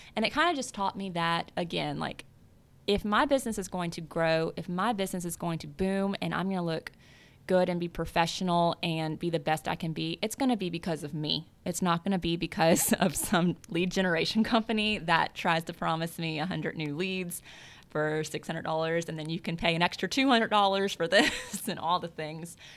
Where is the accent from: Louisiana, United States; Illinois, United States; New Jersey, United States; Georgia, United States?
Louisiana, United States; South; moved away; I grew up in South Louisiana